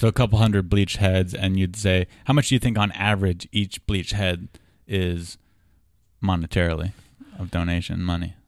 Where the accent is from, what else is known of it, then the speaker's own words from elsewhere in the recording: Southern California, United States; we're both from Southern California